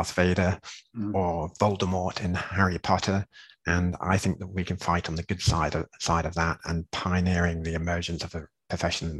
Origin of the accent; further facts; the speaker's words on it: England, United Kingdom; moved away; I'm being English